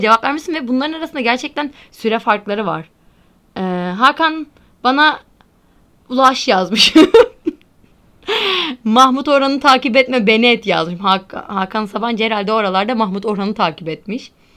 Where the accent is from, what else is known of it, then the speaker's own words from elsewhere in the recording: Antalya, Turkey; ben bir de Antalyalı olarak